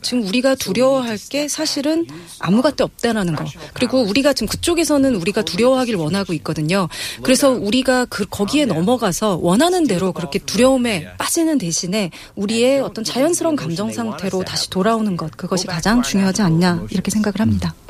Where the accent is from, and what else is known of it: United States; Korean is a second language; also born or lived in South Korea / China; now in Seoul, South Korea